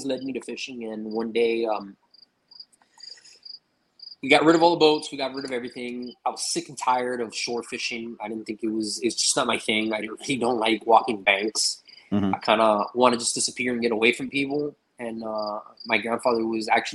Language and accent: English; Miami, Florida, United States; born or raised there; also born or lived in California